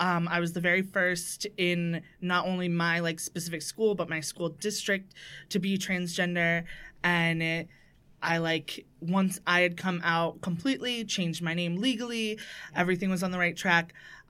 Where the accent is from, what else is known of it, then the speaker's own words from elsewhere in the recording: New Hampshire, United States; now in New York, United States; I moved to New York from New Hampshire, from like a real small little tiny town in the backwoods. Uh-huh. Like population of like 3,000.